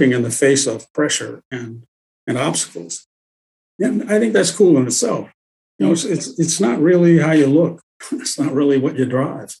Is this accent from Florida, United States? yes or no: no; Los Angeles, California, United States; I grew up in South Central